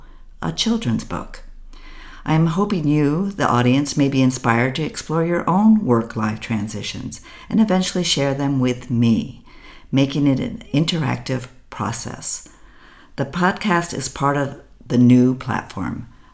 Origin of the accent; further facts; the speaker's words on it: United States; first language English; moved away as an adult; now in Berlin, Germany; I am an American living in Berlin, Germany.